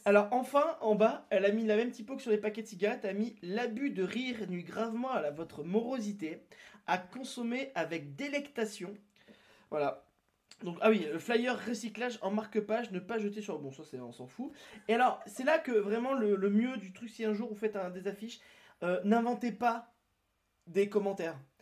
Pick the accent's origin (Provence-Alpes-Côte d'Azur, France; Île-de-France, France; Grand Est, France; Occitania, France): Occitania, France; near Toulouse; je suis né à côté, moi je suis né plus à Toulouse